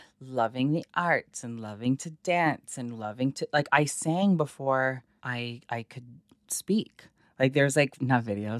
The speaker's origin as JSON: {"language": "English", "town": "Toronto", "region": "Ontario", "country": "Canada", "tie": "born or raised there", "said": "We moved to Scarborough in, I was 5."}